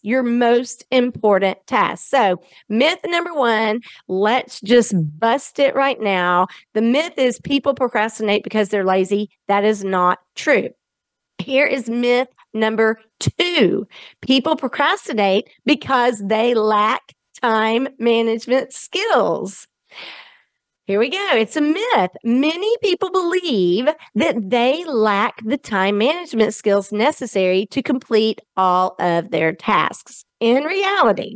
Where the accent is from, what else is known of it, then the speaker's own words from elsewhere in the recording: the South, United States; accent: Southern; my Southern accent